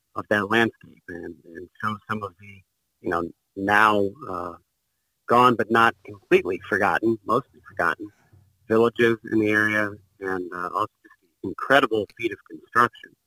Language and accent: English; Bloomington, Indiana, United States; I grew up in Bloomington, Indiana